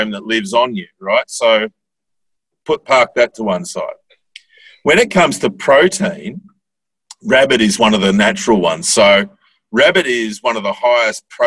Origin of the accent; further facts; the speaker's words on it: Bendigo, Victoria, Australia; I grew up in Bendigo, which is a town of, I don't know, 100,000 people or so.